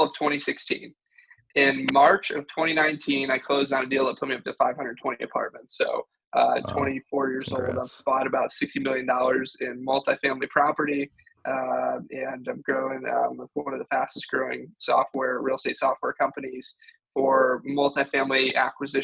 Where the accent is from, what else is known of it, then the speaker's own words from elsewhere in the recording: Michigan, United States; moved away as an adult; now in Austin, United States; I grew up in Michigan